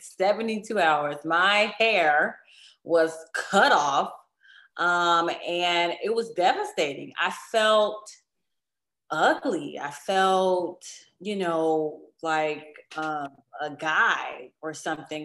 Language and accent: English; Chicago, Illinois, United States; I'm, I'm from Chicago. I am a big city girl